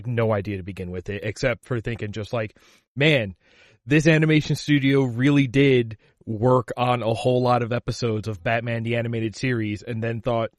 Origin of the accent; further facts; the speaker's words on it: New York City, New York, United States; I grew up in Queens in the city